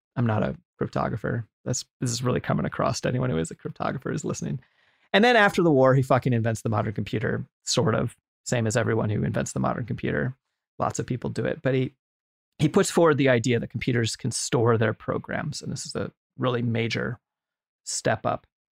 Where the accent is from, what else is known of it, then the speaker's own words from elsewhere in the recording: United States; just as a white American of Irish descent